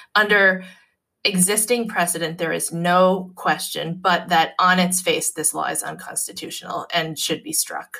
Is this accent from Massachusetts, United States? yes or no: yes; Massachusetts, United States; in Massachusetts, in my home state